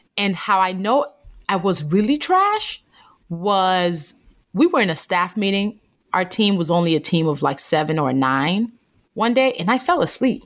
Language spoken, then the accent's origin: English; Nigeria; born or raised there